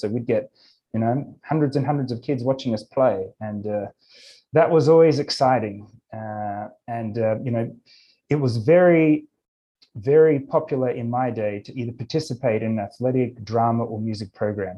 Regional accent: Australia; moved away as an adult; also born or lived in Japan / Ukraine; now in Los Angeles, United States; I grew up in Australia

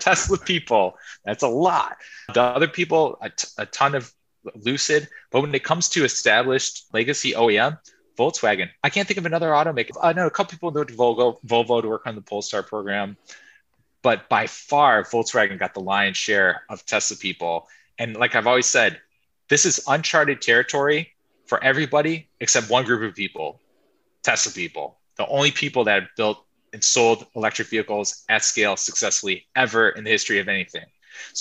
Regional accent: United States; being American

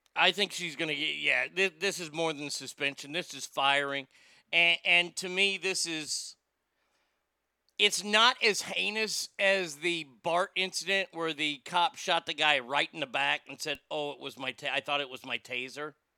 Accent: Stockton, California, United States; my hometown of Stockton

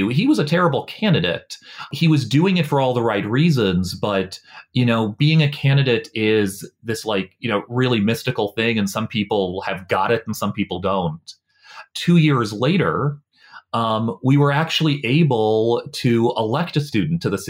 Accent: Norfolk, Virginia, United States; now in Washington, D.C., United States; I grew up in a house in Norfolk

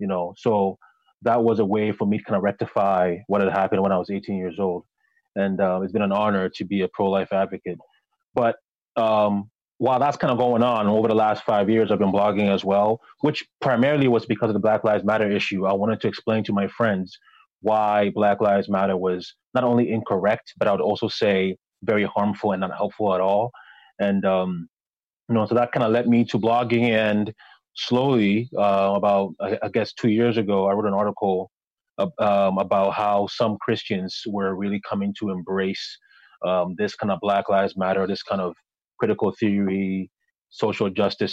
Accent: Ghana; born there; I was born in Ghana, raised by a single mother

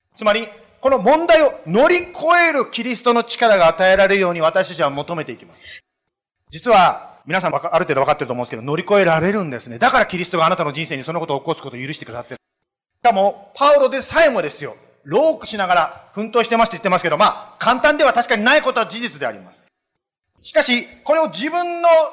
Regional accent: Japan; moved away as an adult; now in United States; 私ももちろん日本で育ったわけですけども

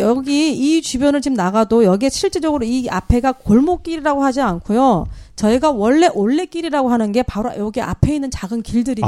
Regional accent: Jeju, South Korea; 제주도에 저희들 원래 이쪽 태생들은 보면 오히려 몽고 인들과 더 많이 흡사해요.

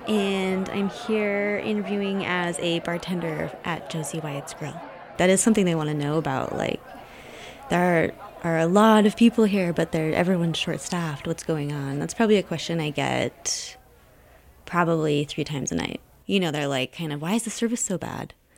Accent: Utah, United States; I'm a local, that I'm from Utah

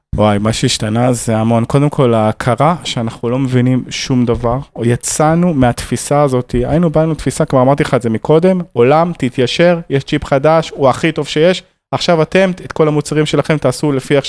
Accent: Israel

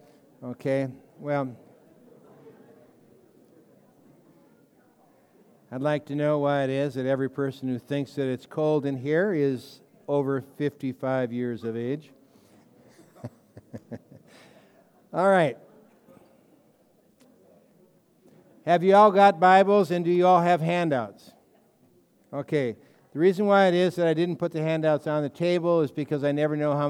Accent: Colorado, United States; When we were growing up in Colorado

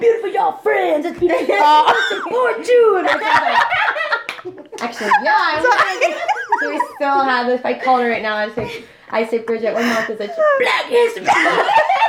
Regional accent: near Slippery Rock, Pennsylvania, United States; I grew up near Slippery Rock.

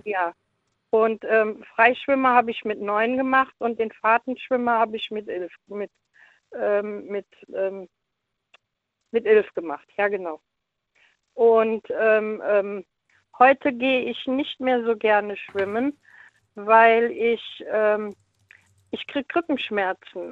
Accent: Leverkusen, North Rhine-Westphalia, Germany; now in Cologne, Germany; ich bin in Leverkusen geboren und ähm, da sind wir immer in Leverkusen im Hallenbad gewesen.

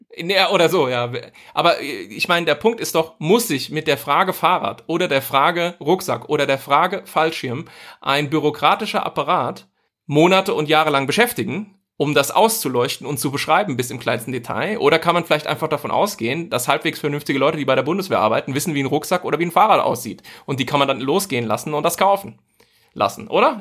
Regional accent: Germany; als Deutsche

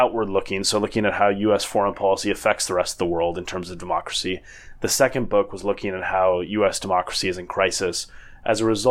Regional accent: Minnesota, United States; moved away as an adult; also born or lived in New Zealand / Oxford; now in United Kingdom; I co-managed a campaign for governor in my home state of Minnesota

